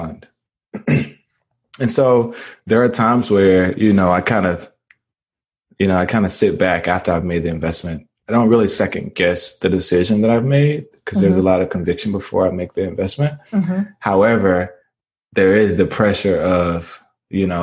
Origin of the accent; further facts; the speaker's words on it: Mississippi, United States; born and raised in Mississippi